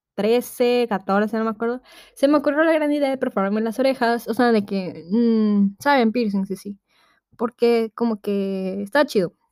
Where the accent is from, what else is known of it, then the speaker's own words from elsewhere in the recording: Tabasco, Mexico; yo soy de Tabasco